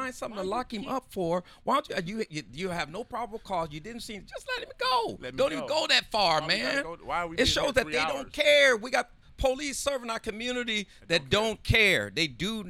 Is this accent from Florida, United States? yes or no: no; San Diego, California, United States; we all grew up on Southeast San Diego